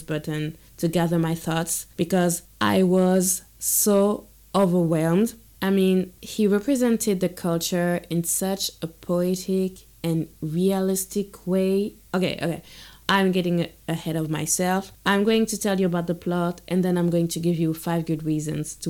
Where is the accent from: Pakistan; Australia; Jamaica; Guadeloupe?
Guadeloupe; I'm from Guadeloupe